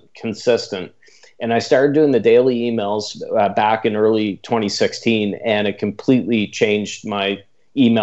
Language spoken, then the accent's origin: English; Canada; accent: Canadian; my strange Canadian accent